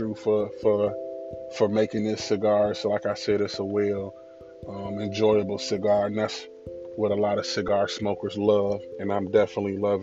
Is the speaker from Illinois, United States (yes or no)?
yes; Illinois, United States; I'm from Illinois